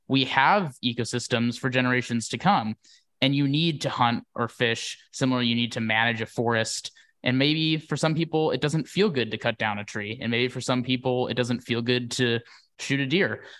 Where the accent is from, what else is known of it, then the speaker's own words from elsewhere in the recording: Wisconsin, United States; moved away; I grew up in Wisconsin